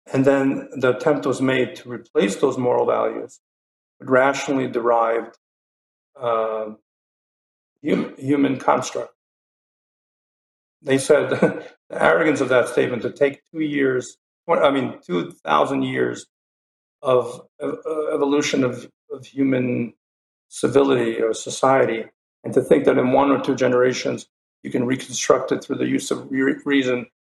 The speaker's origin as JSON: {"language": "English", "region": "Kyiv", "country": "Ukraine", "tie": "born or raised there", "moved": "yes", "said": "I was born in Kyiv."}